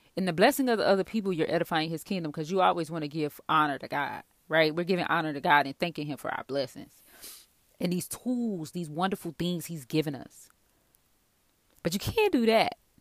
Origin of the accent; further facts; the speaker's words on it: the South, United States; I'm from the South